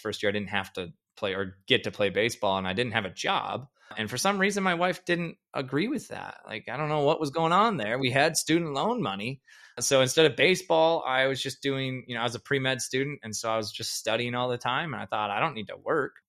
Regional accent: Perham, Minnesota, United States; now in Fargo, United States; I grew up in a town called Perm, Minnesota. It's an hour from Fargo

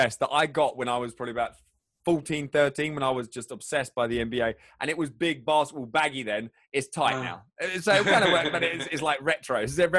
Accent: England, United Kingdom; Hey, I'm from England.

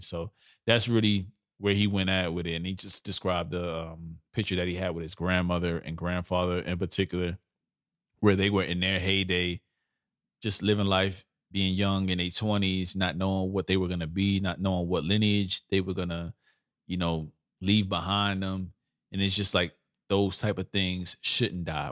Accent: New York City, New York, United States; I'm a old school New York. I'm from Brooklyn. We don't claim upstate

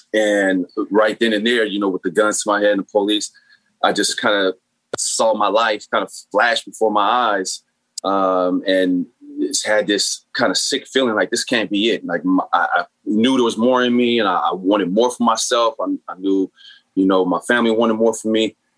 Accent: San Bernardino, California, United States; So, I grew up in San Bernardino, which is inner city, much like Watts or Oakland, a lot of projects, a lot of poverty, and therefore a lot of gangs.

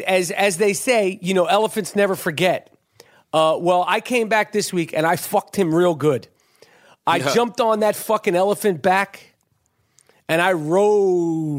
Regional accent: New York City, New York, United States; I'm born and raised in New York City, right in Moneymaker, Manhattan

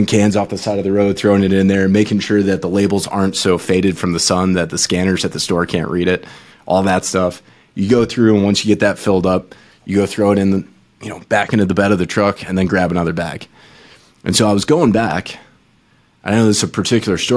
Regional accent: Michigan, United States; I grew up in Michigan

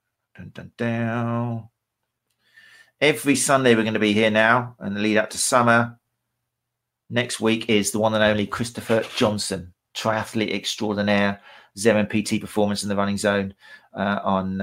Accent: Brighton, South East England, United Kingdom; in October in Brighton, in my hometown.

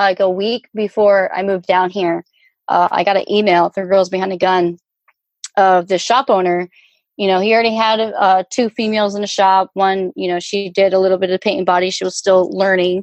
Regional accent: Virginia Beach, Virginia, United States; also born or lived in Denver, Colorado; now in South Florida, United States; I'm from Virginia Beach

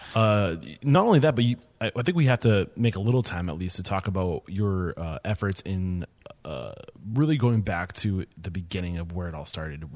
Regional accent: New Hampshire, United States; I'm from New Hampshire

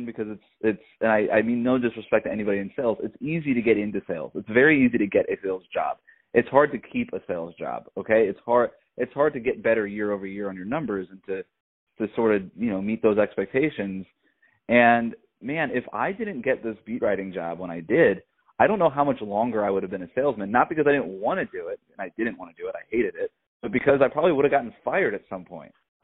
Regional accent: South Florida, United States; where I grew up in South Florida

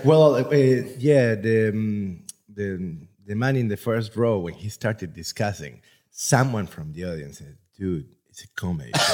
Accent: Buenos Aires, Argentina; now in Budapest, Hungary; I am from Argentina

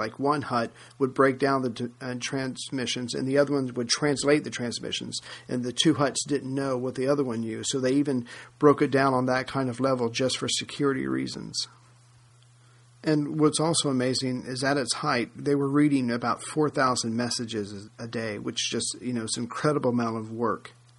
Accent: United States; especially being an American

